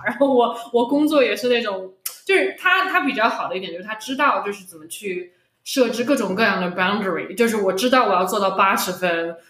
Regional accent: Shanghai, China; accent: Shanghainese; 我们上海话

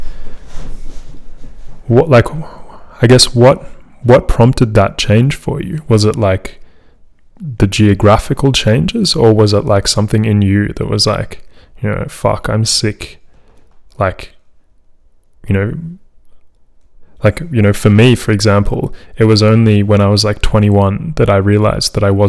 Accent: Melbourne, Victoria, Australia; also born or lived in France; grew up in Carlton North, which is, like, you know, a kind of quiet middle class area

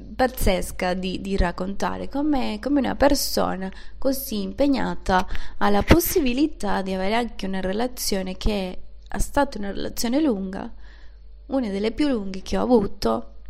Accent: Venezuela; Italian is a second language; moved away as an adult; also born or lived in Panama; now in Turin, Italy; sono venezuelana, sono nata in una città un po' diciamo in, in campagna

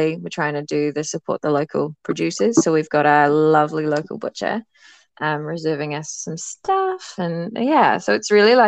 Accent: Ireland; now in New Zealand; My parents are English. I was born in Ireland

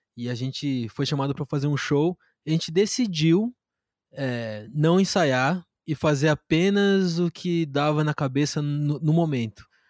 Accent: Brazil; sendo brasileiro

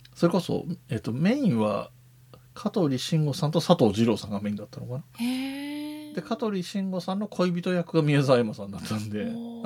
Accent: Yamanashi, Japan; 自分が出身が山梨県なので

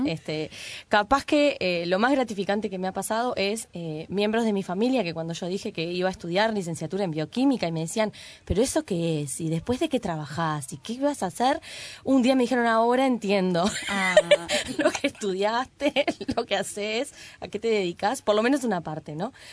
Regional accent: Uruguay; la población uruguaya, contrario a lo que se creyó por muchos años, es mestizada. Es decir, no mm. somos un trasplante de Europa directo, así, en nuestro territorio

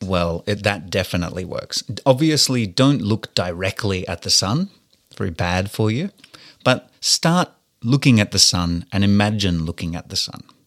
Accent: Australia; being an Australian like myself

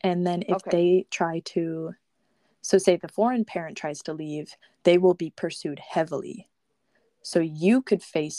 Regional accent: United States; I speak English and I'm an American

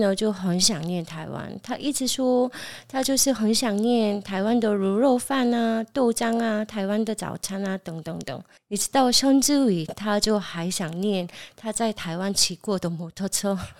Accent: South Korea; now in Taiwan; 我是从韩国来的

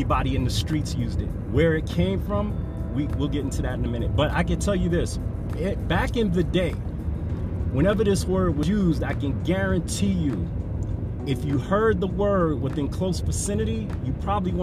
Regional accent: New York City, New York, United States; I'm from New York, from the Bronx, born in 1967

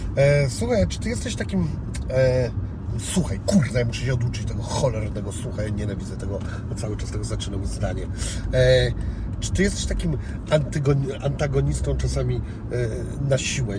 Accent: Szczecin, West Pomeranian Voivodeship, Poland; tu jest z mojego miasta, bo jestem ze Szczecina

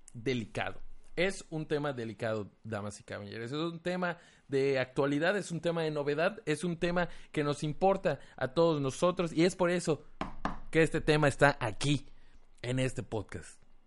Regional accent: Mérida, Yucatán, Mexico; de Mérida, Yucatán

